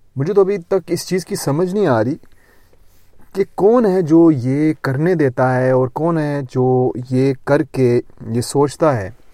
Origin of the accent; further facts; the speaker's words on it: Lahore, Punjab, Pakistan; moved away; also born or lived in Gujrat; جب میں پاکستان میں تھا میں لاہور میں پیدا ہوا تھا کچھ عرصہ لاہور میں رہا کچھ عرصہ گجرات میں رہا